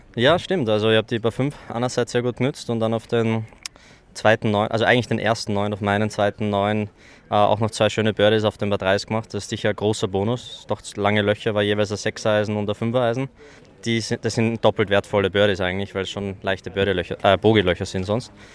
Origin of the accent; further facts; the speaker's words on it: Styria, Austria; ich komme aus der Steiermark, das Südosten von Österreich.